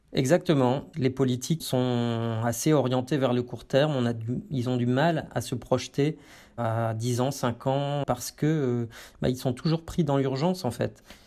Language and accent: French; France; chez nous en France